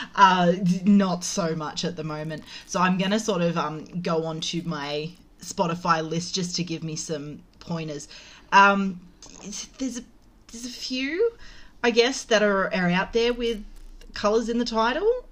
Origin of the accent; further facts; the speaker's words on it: Penrith, New South Wales, Australia; I was I was brought up in Penrith